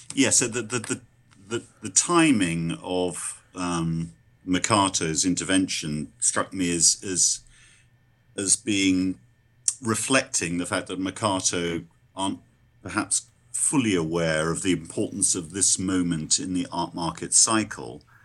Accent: London, United Kingdom; I'm a Londoner

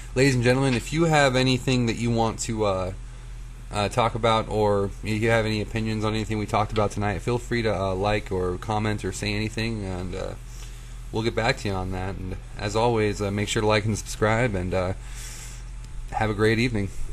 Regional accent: United States; we're American

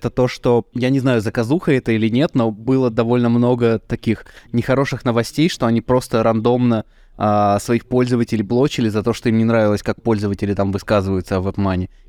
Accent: Izhevsk, Udmurtia, Russia; Я сам из Ижевска, так что я ездил из Ижевска в Челябинск.

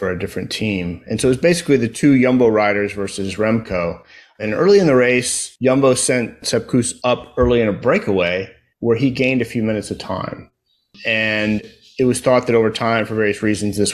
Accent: United States; now in Houston, United States; an American cycling fan

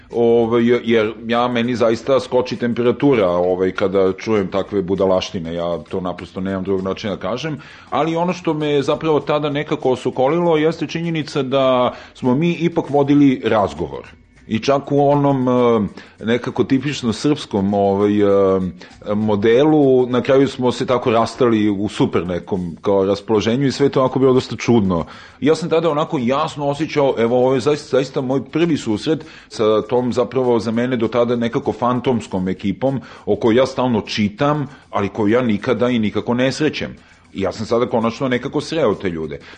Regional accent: Serbia

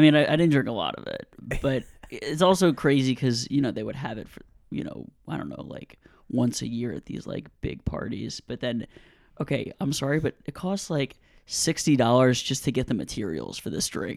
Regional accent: New Orleans, Louisiana, United States; I grew up in New Orleans

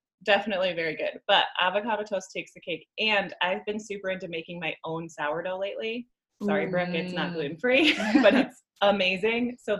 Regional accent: Midwest, United States; accent: Midwestern twang; now in Colorado, United States; we're both from the Midwest, so we've got like a Midwestern twang.

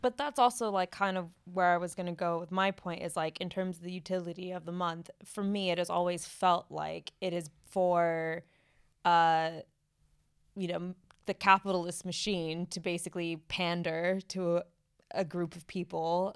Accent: United States; now in United Kingdom; growing up in the States

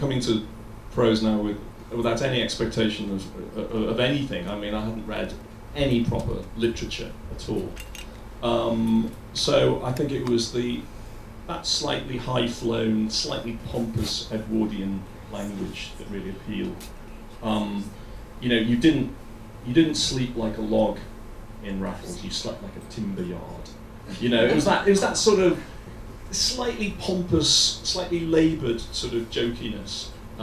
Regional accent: Liverpool, North West England, United Kingdom; I came from Liverpool, from a very low middle class family, and I grew up on some tough streets for a while anyway.

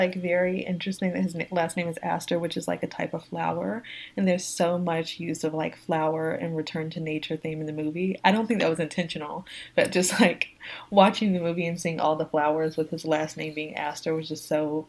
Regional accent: the South, United States; Where I grew up in the South

